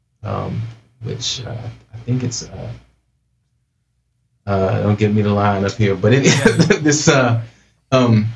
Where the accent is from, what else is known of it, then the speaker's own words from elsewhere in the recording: Portland, United States; moved away as an adult; also born or lived in Los Angeles; I grew up in Portland, started producing music out there